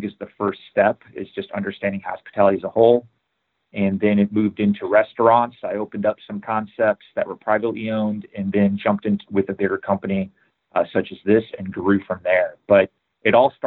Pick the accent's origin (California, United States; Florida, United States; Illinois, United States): Illinois, United States; Chicago; I grew up in Chicago